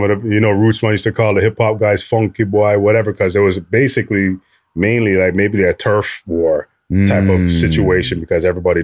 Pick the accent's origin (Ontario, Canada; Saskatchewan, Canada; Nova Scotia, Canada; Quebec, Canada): Ontario, Canada; Toronto; when I grew up in Flemington Park in the 80s, 90s